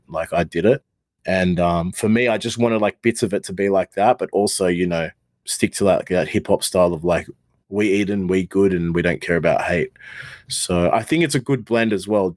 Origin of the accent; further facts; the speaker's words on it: Australia; I'm an Australian rapper.